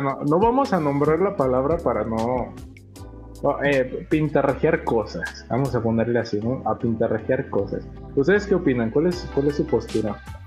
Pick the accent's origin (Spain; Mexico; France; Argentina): Mexico; León, Guanajuato; somos de León, Guanajuato